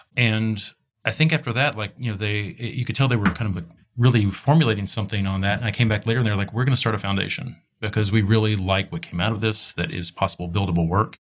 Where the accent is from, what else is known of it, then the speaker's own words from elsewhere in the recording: Texas, United States; moved away as an adult; also born or lived in Rhode Island; now in Los Angeles, United States; We're both from Texas